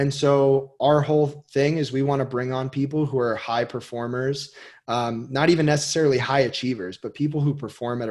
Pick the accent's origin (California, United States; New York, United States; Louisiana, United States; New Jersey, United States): New Jersey, United States; Westfield; I grew up with him in Westfield, New Jersey.